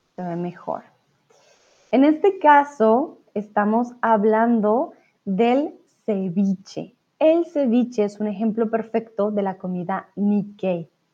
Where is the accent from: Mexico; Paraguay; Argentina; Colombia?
Colombia; yo soy de Colombia